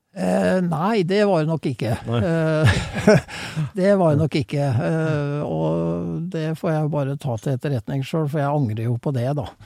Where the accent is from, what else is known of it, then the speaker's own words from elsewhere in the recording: Fredrikstad, Østfold, Norway; i Fredrikstad, der jeg kommer fra